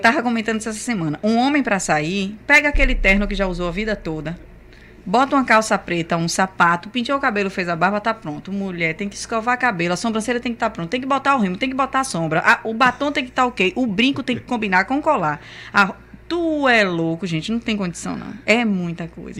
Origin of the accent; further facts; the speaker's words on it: Camaçari, Bahia, Brazil; nossa infância em Camaçari foi linda